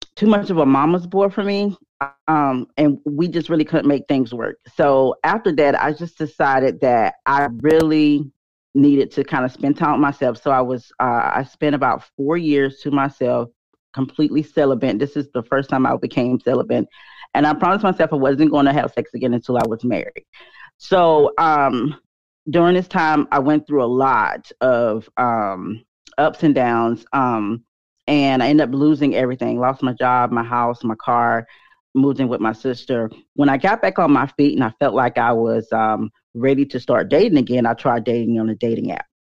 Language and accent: English; North Carolina, United States; also born or lived in Charlotte, North Carolina; I'm born and raised in North Carolina